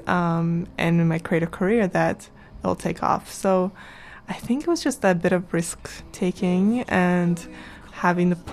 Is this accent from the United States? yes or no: no; Canada; also born or lived in Kazakhstan / Vancouver; being in Canada and having that Canadian, you know, being raised in Canada